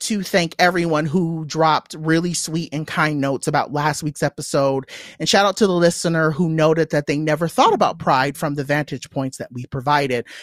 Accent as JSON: {"language": "English", "area": "Inland Empire", "region": "California", "country": "United States", "tie": "born or raised there", "said": "I am what I like to call an I E girl, so I grew up in the Inland Empire"}